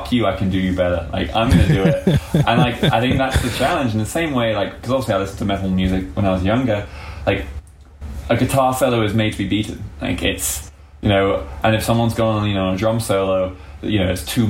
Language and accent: English; England, United Kingdom; being an Englishman